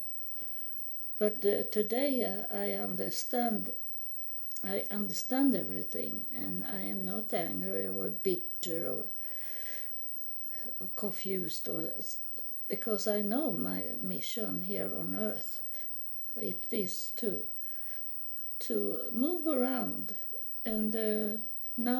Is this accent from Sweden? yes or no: yes; Sweden; moved away as an adult; also born or lived in United States; I live in Sweden. I'm from Sweden, but I was in the United States homeless for 3.5 years